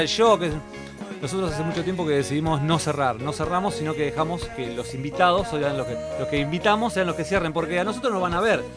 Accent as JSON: {"language": "Spanish", "town": "La Plata", "region": "Buenos Aires Province", "country": "Argentina", "said": "yo soy platense, entonces ellos no son. Ellos son todos de Capital, yo soy de La Plata."}